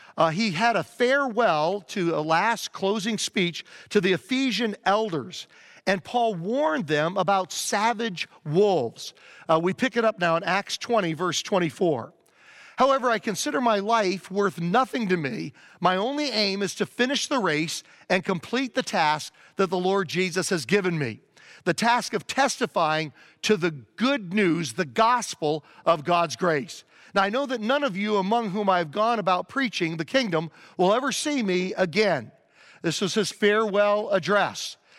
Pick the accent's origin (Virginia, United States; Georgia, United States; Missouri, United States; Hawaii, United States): Virginia, United States; I grew up in Virginia